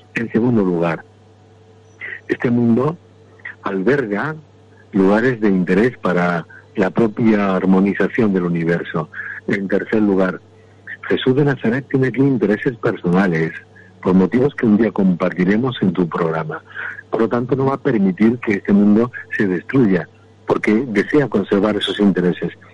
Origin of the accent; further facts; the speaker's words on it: Andalusia, Spain; soy andaluz